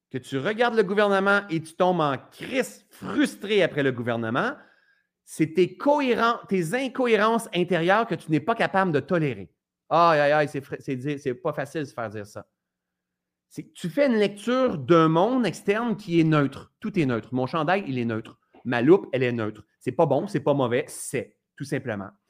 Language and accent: French; Ascot Corner, Quebec, Canada; d'Asket Corner, hein, moi je viens de ce coin-là